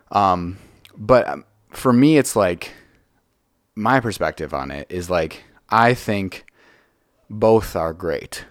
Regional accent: Franklin, Wisconsin, United States; I grew up in Franklin, which is like twenty minutes south of here

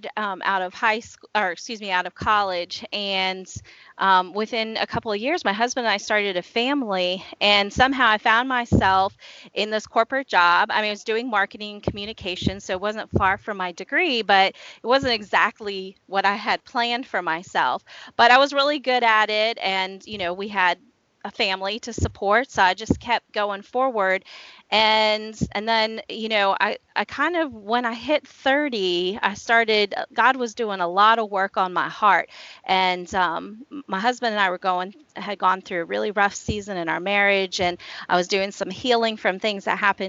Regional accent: Washington, District of Columbia, United States; moved away as an adult; now in Shenandoah Valley, United States; I grew up in the Washington, D.C. area

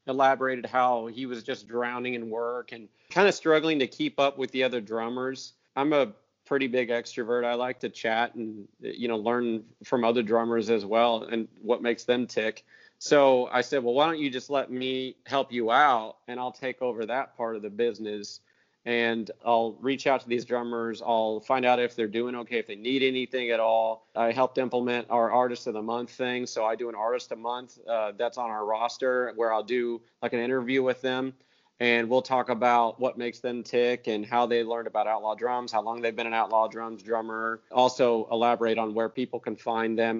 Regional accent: Waldron, Indiana, United States; now in Spring Hill, United States; my first garage band was actually a Christian rock band back in my hometown of Waldron, Indiana

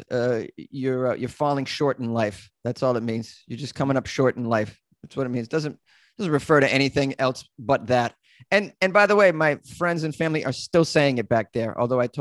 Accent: Massachusetts, United States; Oh, Massachusetts.

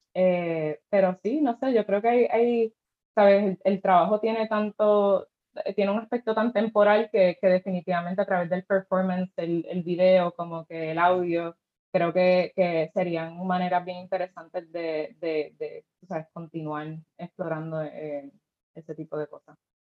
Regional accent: Cabo Rojo, Puerto Rico; yo soy de Cabo Rojo, así que pues obviamente creciendo a la playa

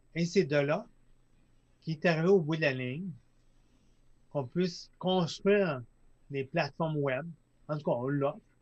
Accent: Lac Saint-Jean, Quebec, Canada; Je viens du lac Saint-Jean

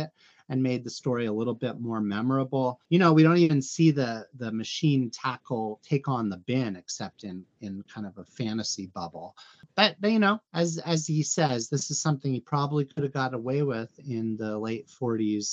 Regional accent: United States; I'm an American

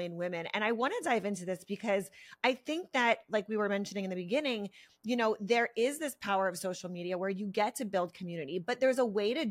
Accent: Pennsylvania, United States; now in California, United States; I'm from Pennsylvania

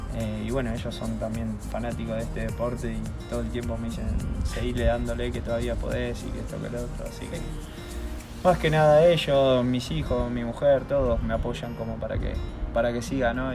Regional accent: Rafael Castillo, Buenos Aires Province, Argentina; moved away as an adult; also born or lived in Ramos Mejía / Qatar; siempre en el lugar donde me crié, que fue en Rafael Castillo, San Justo

